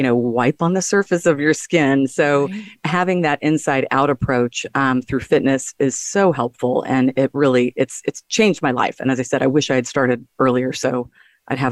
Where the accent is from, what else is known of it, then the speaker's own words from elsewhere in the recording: Texas, United States; he's a Texan like I am